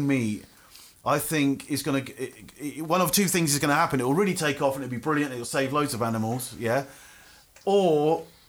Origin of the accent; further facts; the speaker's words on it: Isle of Wight, South East England, United Kingdom; now in Estepona, Spain; I'm from the Isle of Wight